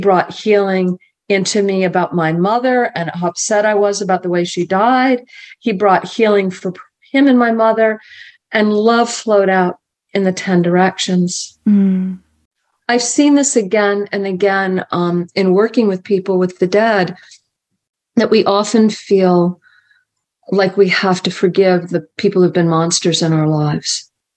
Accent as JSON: {"language": "English", "town": "Marion", "region": "Massachusetts", "country": "United States", "tie": "born or raised there", "said": "I grew up in Marion"}